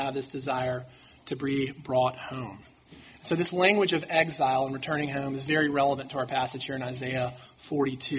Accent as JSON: {"language": "English", "town": "Mountain Brook", "region": "Alabama", "country": "United States", "tie": "born or raised there", "said": "I grew up in Mountain Brook"}